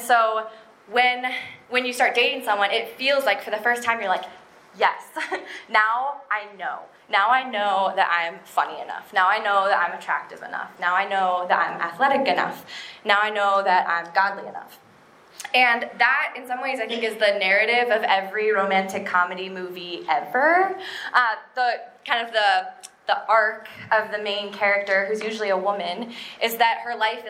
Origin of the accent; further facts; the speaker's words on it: Minneapolis, Minnesota, United States; I am from Minneapolis.